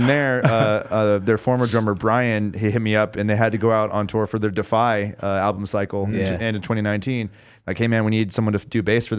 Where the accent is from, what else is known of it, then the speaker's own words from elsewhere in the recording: San Diego, California, United States; San Diego.